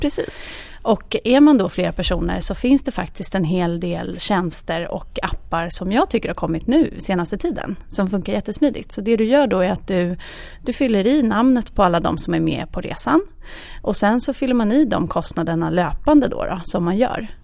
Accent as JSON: {"language": "Swedish", "region": "Oslo", "country": "Norway", "moved": "yes", "lives_now": "Stockholm, Sweden", "said": "både min mamma och jag är från Oslo så har ju vi våra familjer där"}